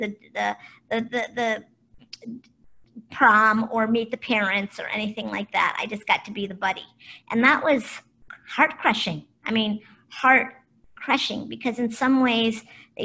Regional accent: Cleveland, Ohio, United States; also born or lived in Boulder, Colorado / Kona, Hawaii / Marin County, California; now in Ojai, United States; I was born in Cleveland, Ohio

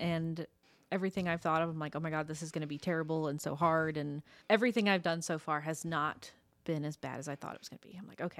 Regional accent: Winchester, Indiana, United States; moved away as an adult; also born or lived in Ridgeville, Indiana; now in Muncie, United States; I grew up like in Ridgeville and Winchester.

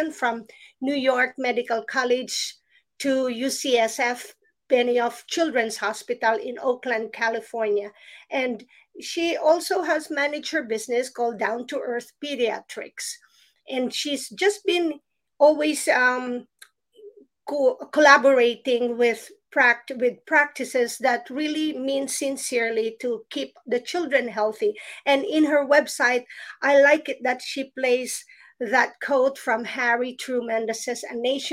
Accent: Philippines; when I was still a child growing up in the Philippines

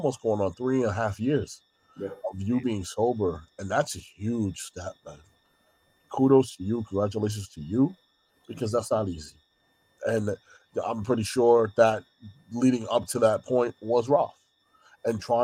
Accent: New York, United States; as a New Yorker

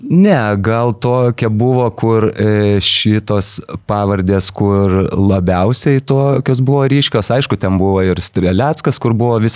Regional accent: Kaunas, Kaunas County, Lithuania; aš pats kaunietis

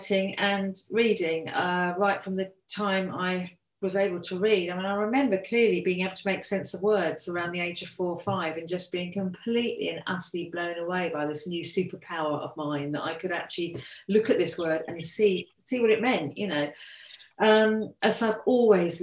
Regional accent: Brighton, South East England, United Kingdom; I've lived here all my life, to be fair, so I'm used to living by the sea

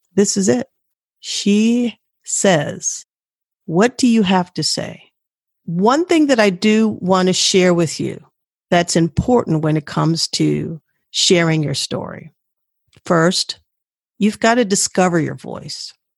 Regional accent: Washington, District of Columbia, United States; I grew up in Washington, D.C.

